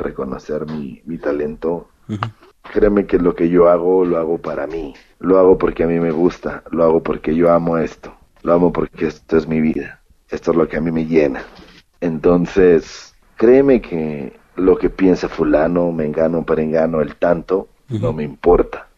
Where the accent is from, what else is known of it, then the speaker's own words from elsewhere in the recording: Mexico; en México, en mi país